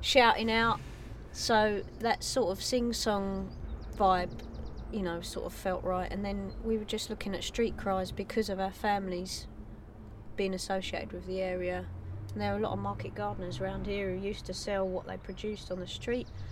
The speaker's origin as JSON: {"language": "English", "region": "London", "country": "United Kingdom", "said": "we're English and we're from London, and our families go back five generations in London"}